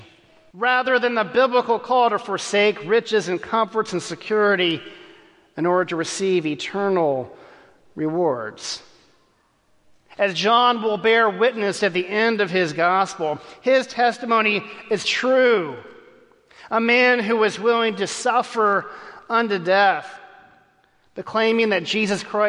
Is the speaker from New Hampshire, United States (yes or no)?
no; Texas, United States; As a kid growing up in Texas